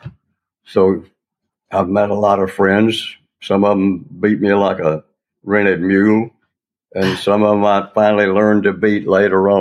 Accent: West Tennessee, United States; also born or lived in Memphis, Tennessee / New York State / Kansas City / Washington, D.C.; I grew up in West Tennessee

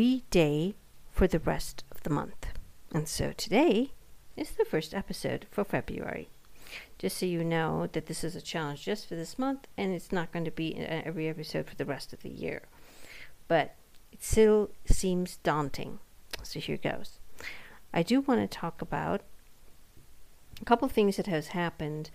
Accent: India; moved away as an adult; now in United States; born and brought up in India for most of her life and then moved to the West

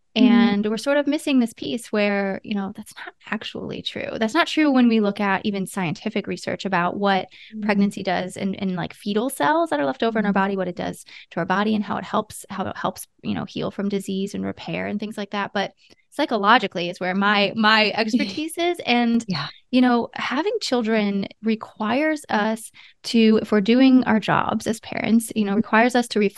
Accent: Ohio, United States; now in California, United States; And we live in California, but I'm from Ohio.

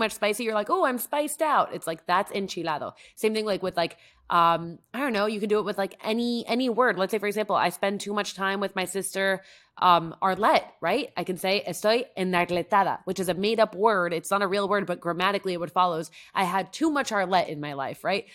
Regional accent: Mexico; first language Spanish; English is a second language; now in New York, United States; I was born in Mexico and grew up speaking Spanish

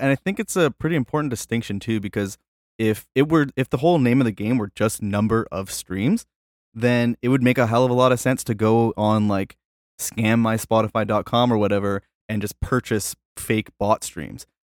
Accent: Canada; I'm from Canada

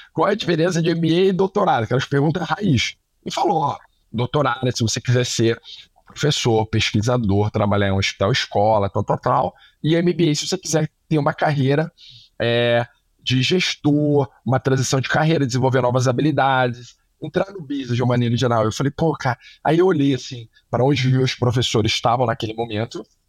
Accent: Rio de Janeiro, Brazil; moved away as an adult; now in São Paulo, Brazil; eu sou paulista, fui pro Rio com três anos, porque meu pai foi pra Globo lá

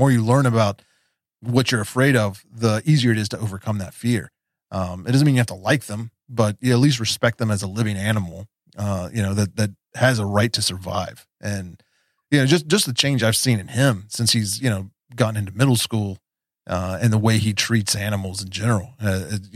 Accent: West Virginia, United States; I was a punk rock kid growing up in West Virginia

